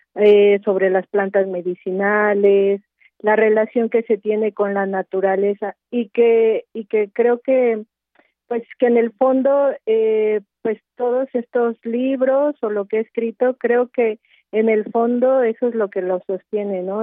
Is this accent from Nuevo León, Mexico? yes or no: no; Mixteca Alta, Oaxaca, Mexico; yo soy de Oaxaca, soy de la Mixteca Alta